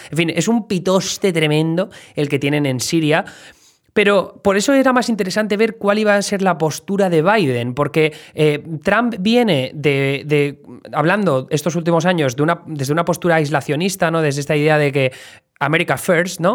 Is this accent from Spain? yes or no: yes; Alcoy, Valencian Community, Spain; moved away as an adult; now in New York, United States; de Alcoy Alicante